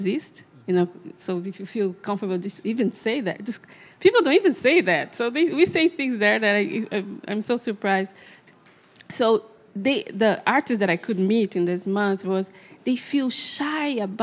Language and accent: English; Brazil; moved away; I'm from Brazil